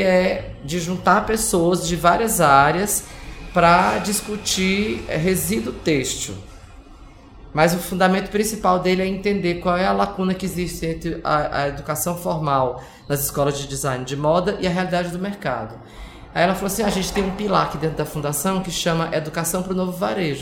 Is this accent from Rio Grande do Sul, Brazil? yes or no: no; Ceará, Brazil; moved away as an adult; now in São Paulo, Brazil; sou do Ceará, moro em São Paulo há 26 anos